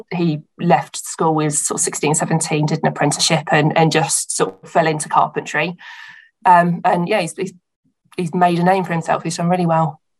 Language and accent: English; Hampshire, South East England, United Kingdom; I grew up um, in Hampshire, so between Southampton and Portsmouth down on the coast